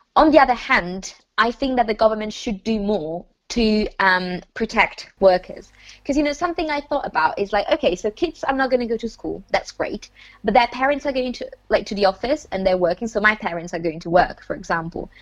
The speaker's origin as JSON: {"language": "English", "region": "Lombardy", "country": "Italy", "moved": "yes", "said": "I am from the north of Italy, which is the part that's been affected the most. So um, I come from Lombardy."}